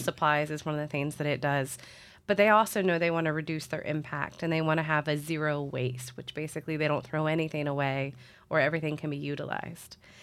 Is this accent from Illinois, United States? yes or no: yes; Springfield, Illinois, United States; moved away as an adult; also born or lived in Saint Louis, Missouri; now in Columbia, United States; I'm originally from Springfield, Illinois, which is in the middle of Illinois